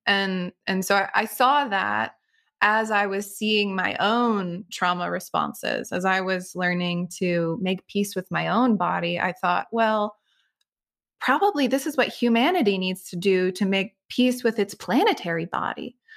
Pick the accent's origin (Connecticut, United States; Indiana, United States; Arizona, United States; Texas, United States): Connecticut, United States; I grew up in Connecticut on the lands of the Niantic Indian tribe